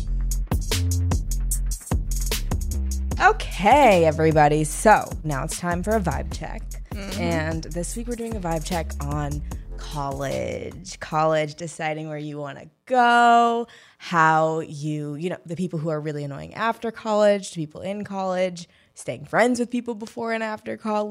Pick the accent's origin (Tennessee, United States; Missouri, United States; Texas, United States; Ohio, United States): Missouri, United States; St. Louis; moved away as an adult; I'm from St. Louis. I'm not from like the most fun city in the world